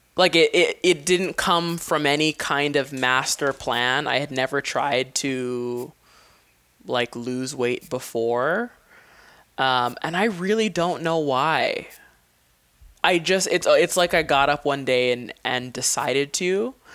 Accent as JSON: {"language": "English", "region": "Hawaii", "country": "United States", "tie": "born or raised there", "moved": "as an adult", "said": "having lived, um, on an island my whole life"}